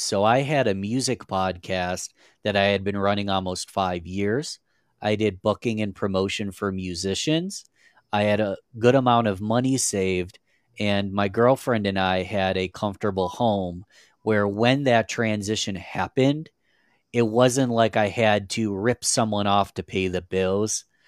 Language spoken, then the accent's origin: English; Rochester, New York, United States; I'm from a little city called Rochester, New York. It's in upstate New York in the United States. We're quite a whiles away from New York City, so I'm not a big city guy, but, um, born and raised in New York my whole life